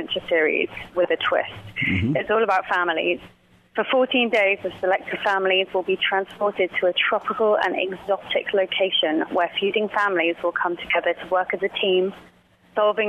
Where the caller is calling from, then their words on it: London, United Kingdom; I'm calling from London.